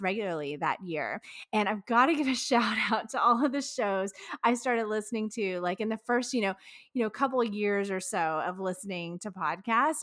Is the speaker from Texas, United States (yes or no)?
yes; Texas, United States; also born or lived in Florence, Kentucky; We're from Texas, but we lived in Kentucky, northern Kentucky.